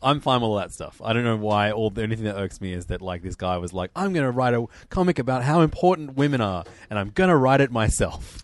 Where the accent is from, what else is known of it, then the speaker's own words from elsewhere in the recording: Australia; as an Australian